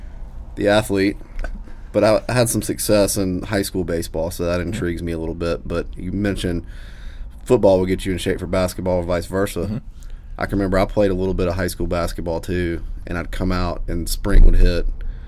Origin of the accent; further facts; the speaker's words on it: Atlanta, Georgia, United States; I grew up in Atlanta for a few years. I'm a huge Braves fan.